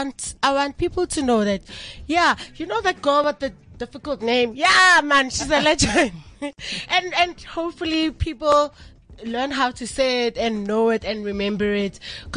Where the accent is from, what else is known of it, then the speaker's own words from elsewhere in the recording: South Africa; I'm South African.